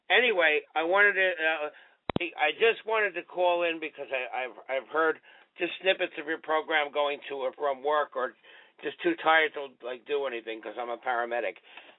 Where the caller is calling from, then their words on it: New York, United States; I'm calling from New York in Rockland County. … you know me as … on Twitter.